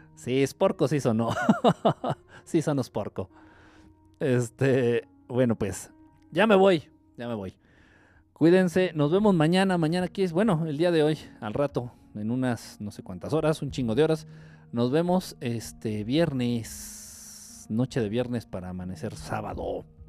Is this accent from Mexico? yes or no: yes; Mexico; siendo mexicano